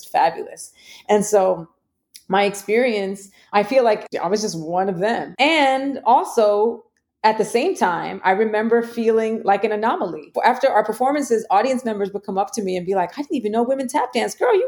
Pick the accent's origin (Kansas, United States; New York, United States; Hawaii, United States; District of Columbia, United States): New York, United States; New York City; I grew up in the Bronx